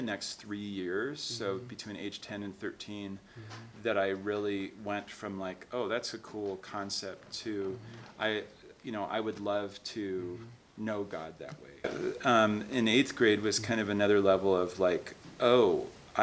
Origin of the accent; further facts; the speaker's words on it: Seattle, Washington, United States; I grew up in Seattle, Washington area.